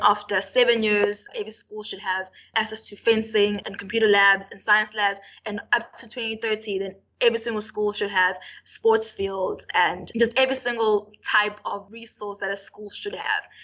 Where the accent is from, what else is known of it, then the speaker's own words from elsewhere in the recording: Durban, KwaZulu-Natal, South Africa; UKZN, I'm from Durban